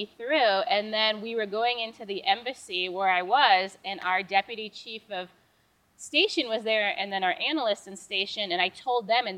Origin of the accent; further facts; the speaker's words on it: Upper Peninsula, Michigan, United States; Small town, Upper Peninsula, Michigan, so I'm a youper.